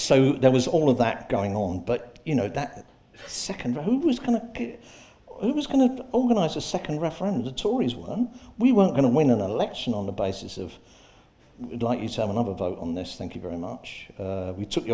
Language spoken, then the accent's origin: English; Hull, Yorkshire and the Humber, United Kingdom; I'm from Hull.